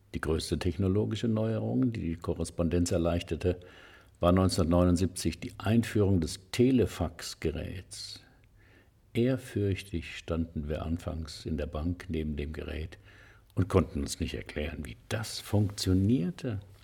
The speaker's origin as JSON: {"language": "German", "town": "Heidelberg", "region": "Baden-Württemberg", "country": "Germany", "tie": "born or raised there", "said": "die Uni Heidelberg, meine Heimatstadt"}